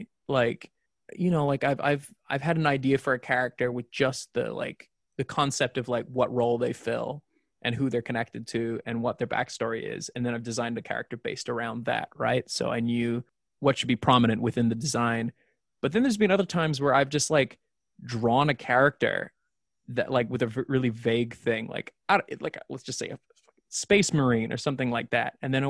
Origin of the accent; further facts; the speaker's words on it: Australia; accent: mixed Irish-Australian; You know, like my accent, even back in Australia, was very bastardized and mixed and weird.